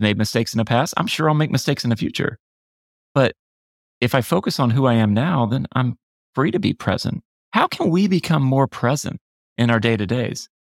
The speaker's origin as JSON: {"language": "English", "region": "Florida", "country": "United States", "tie": "born or raised there", "said": "I grew up in Florida."}